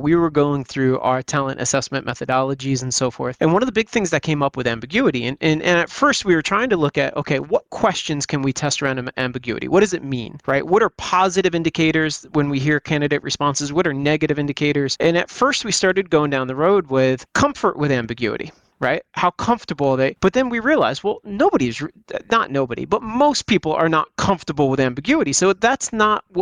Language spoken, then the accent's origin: English; United States; growing up in the United States